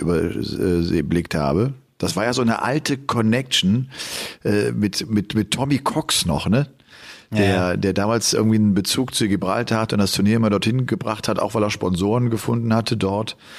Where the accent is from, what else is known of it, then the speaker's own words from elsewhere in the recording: Cologne, North Rhine-Westphalia, Germany; Ich komme ja äh, aus Köln